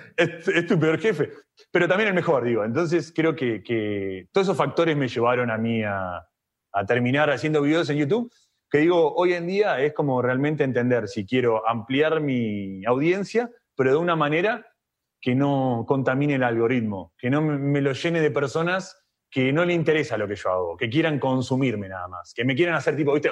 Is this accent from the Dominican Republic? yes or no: no; Argentina; nací en Argentina